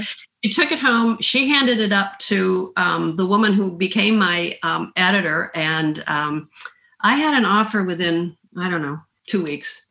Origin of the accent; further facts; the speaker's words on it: Midwest, United States; also born or lived in Illinois / Minnesota / the South; now in Southern United States; I grew up in the Midwest, um, partly in Illinois near Chicago and partly in Minnesota. I've lived in the South though for the, the vast majority of my life